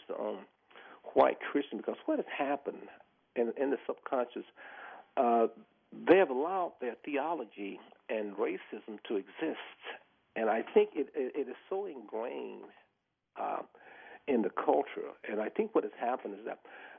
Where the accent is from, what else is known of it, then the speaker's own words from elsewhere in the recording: the South, United States; moved away; I grew up in the South, you know, and I grew up in racism. I went through the whole integration process, you know. I was the first black football player in Florida State